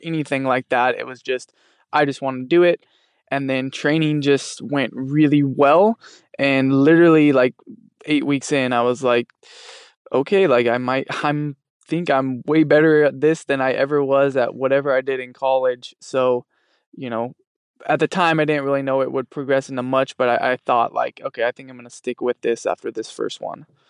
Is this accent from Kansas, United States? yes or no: no; Fresno, California, United States; born or raised there